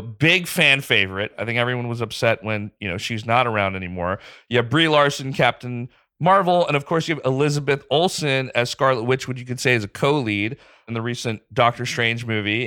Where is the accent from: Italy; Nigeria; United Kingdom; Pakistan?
Pakistan; moved away as an adult; also born or lived in Dubai / Bangladesh; now in United States; spent most of my ten years from being a kid through senior year of high school in Pakistan